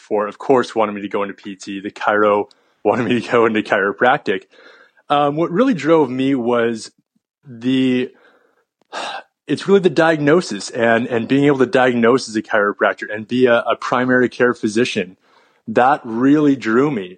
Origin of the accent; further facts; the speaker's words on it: San Jose, California, United States; I actually grew up in San Jose, California. I'm one of the few California natives